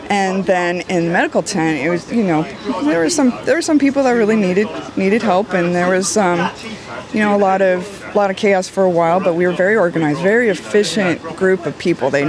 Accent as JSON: {"language": "English", "town": "Rancho Cucamonga", "region": "California", "country": "United States", "said": "from Rancho Cucamonga, California."}